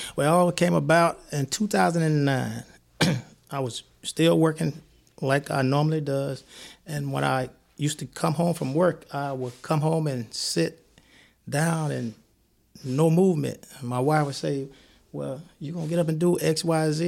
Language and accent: English; Columbia, Mississippi, United States; moved away as an adult; also born or lived in New Jersey; now in Madison, United States; I'm from Columbia, Mississippi, home of Walter Payton, a football player, where I moved then to New Jersey